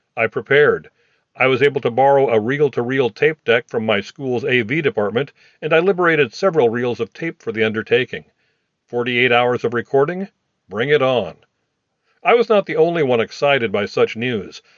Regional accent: Des Moines, Iowa, United States; growing up in Des Moines

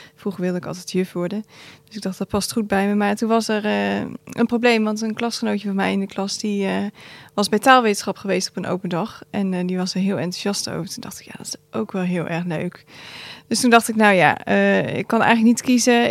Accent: Gouda, South Holland, Netherlands; Kom uit Gouda

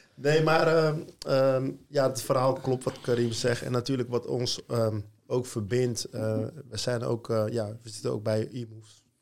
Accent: Rotterdam, South Holland, Netherlands; ik kom uit Rotterdam

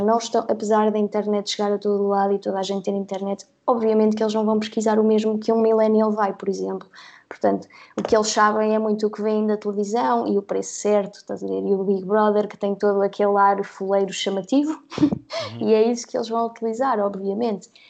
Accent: Guarda, Centro, Portugal; moved away as an adult; also born or lived in Covilhã; now in Lisbon, Portugal; eu nasci na Covilhã, mas sempre morei na Guarda, ok? Uh, e depois, aos 18, vim para Lisboa estudar, onde moro ainda hoje.

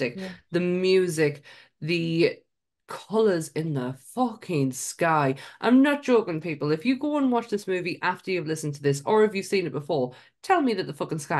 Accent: Sunderland, North East England, United Kingdom; accent: Mackem; I am from Sunderland, which is right next door to Newcastle.

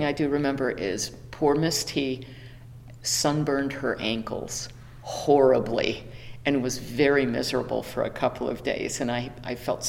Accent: Chicago, Illinois, United States; moved away as an adult; now in Wickenburg, United States; I was born and raised in Chicago

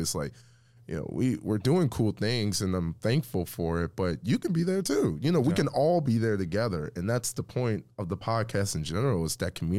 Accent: Midwest, United States; we're all from the Midwest

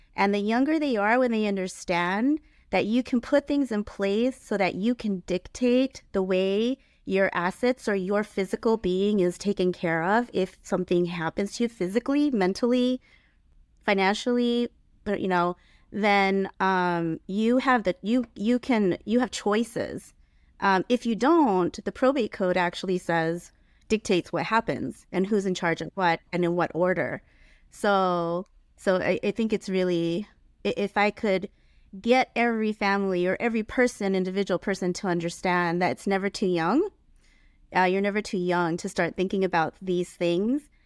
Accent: San Diego, California, United States; also born or lived in Ontario Ranch, California; now in Ontario, United States; I grew up in San Diego

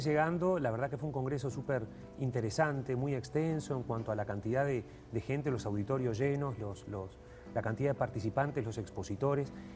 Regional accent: Uruguay; como uruguayo

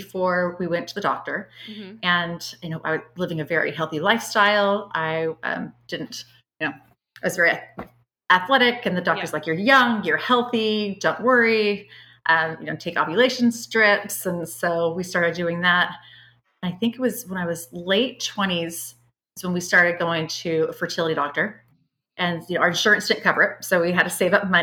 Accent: Fairfield, California, United States; I was raised in Northern California, a town called Fairfield

